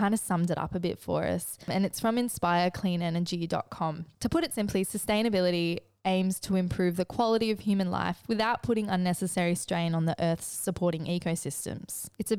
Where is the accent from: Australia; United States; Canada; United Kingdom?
Australia; New South Wales; Growing up in the Northern Rivers.